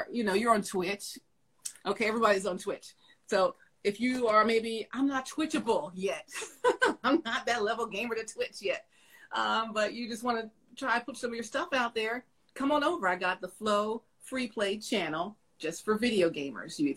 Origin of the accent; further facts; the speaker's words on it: Philadelphia, Pennsylvania, United States; we're from Philly